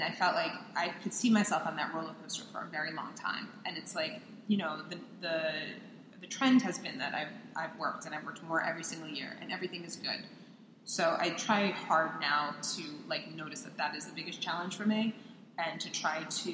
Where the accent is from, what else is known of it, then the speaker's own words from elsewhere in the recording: Long Island, New York, United States; I'm Jewish. I'm from New York